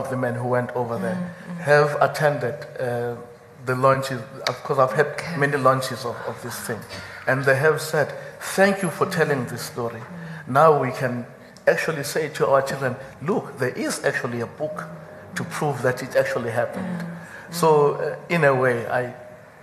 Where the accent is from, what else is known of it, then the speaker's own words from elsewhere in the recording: KwaZulu-Natal, South Africa; I come from KwaZulu-Natal of the 1980s.